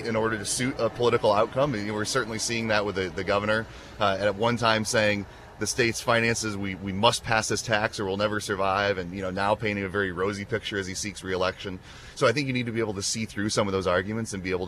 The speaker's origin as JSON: {"language": "English", "town": "Dixon", "region": "Illinois", "country": "United States", "tie": "born or raised there", "said": "I was born and raised in Dixon, and that's where I still live today"}